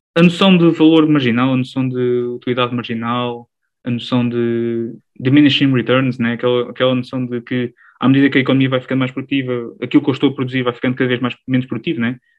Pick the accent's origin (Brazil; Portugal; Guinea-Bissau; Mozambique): Portugal; Alcobaça; sou original aqui de uma, uma região de Portugal que, que há muito deve à Igreja Católica. Enfim, a região da Alcobaça, a região da Nazaré